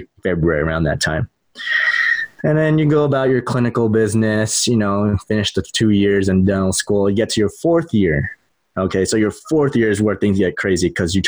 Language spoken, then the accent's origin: English; San Diego, California, United States; moved away as an adult; also born or lived in Midwest; now in Ohio, United States; I'm from San Diego. I went to the Midwest